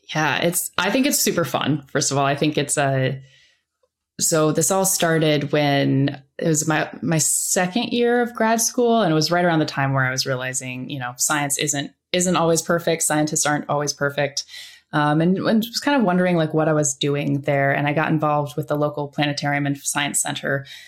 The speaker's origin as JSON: {"language": "English", "region": "Iowa", "country": "United States", "tie": "born or raised there", "said": "I grew up in Iowa."}